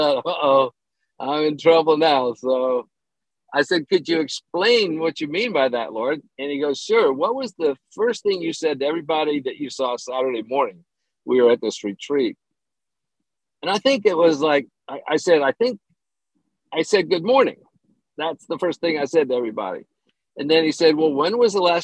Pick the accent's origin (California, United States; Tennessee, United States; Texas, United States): Tennessee, United States; Oak Ridge; moved away as an adult; also born or lived in China / Denver; I ended up going back to my hometown in Tennessee, Oak Ridge.